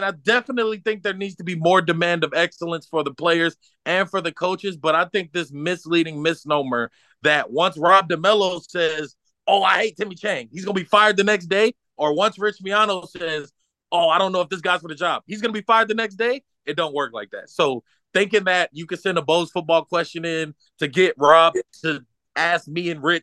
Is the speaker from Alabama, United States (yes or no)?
yes; Alabama, United States; now in Hawaii, United States; I'm from Alabama